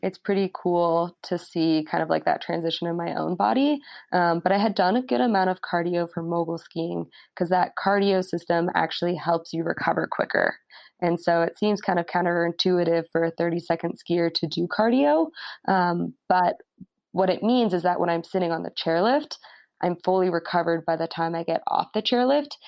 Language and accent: English; Telluride, Colorado, United States; I was born in Telluride, Colorado, and I was one of those little kids that couldn't really walk, but was somehow on skis sliding